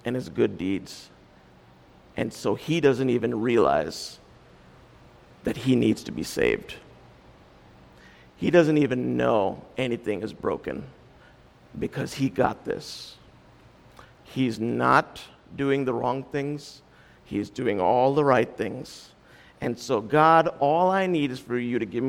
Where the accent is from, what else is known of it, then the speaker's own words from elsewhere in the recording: India; when you parent kids as an Indian